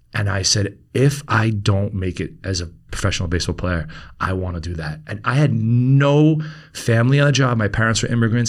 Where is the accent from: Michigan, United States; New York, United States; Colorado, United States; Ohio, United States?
New York, United States; New York City; we grew up in Queens